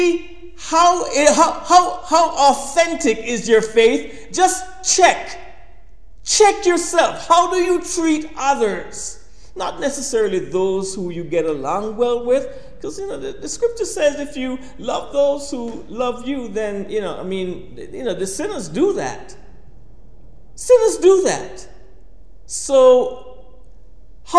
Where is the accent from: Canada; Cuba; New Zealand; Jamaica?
Jamaica; Kingston; I was a little boy growing up in Kingston, Jamaica.